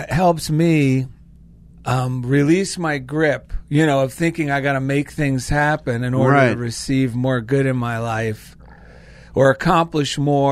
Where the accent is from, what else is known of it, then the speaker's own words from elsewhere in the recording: New Jersey, United States; now in Van Nuys, United States; I'm from New Jersey